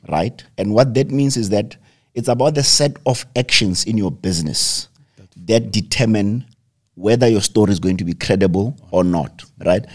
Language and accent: English; South Africa; as South African entrepreneurs